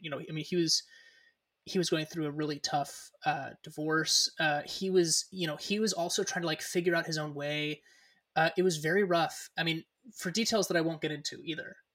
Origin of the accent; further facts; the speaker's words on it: Newcastle, California, United States; born and raised in Northern California, um, what we would kind of consider the greater Sacramento area. Although I was I was born and raised uh, further north than that, a small town called Newcastle, California